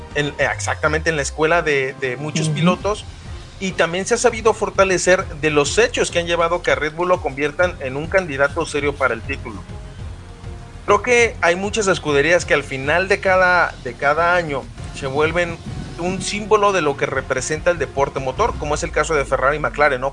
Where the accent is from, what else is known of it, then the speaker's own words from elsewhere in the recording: Guadalajara, Jalisco, Mexico; mi natal eh, Guadalajara, Jalisco